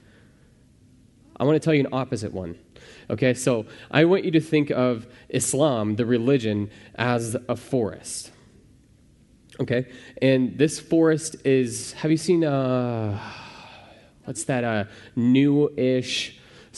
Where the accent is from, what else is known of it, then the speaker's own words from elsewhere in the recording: Midwest, United States; I'm from the Midwest